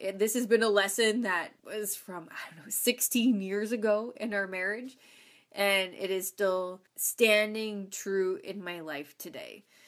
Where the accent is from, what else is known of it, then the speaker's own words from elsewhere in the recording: Ontario, Canada; moved away as an adult; also born or lived in Saskatchewan; I was from Ontario